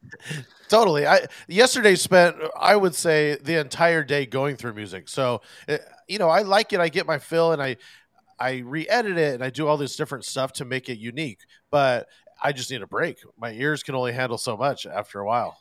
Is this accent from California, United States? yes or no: yes; Los Angeles, California, United States; I, am an LA native as well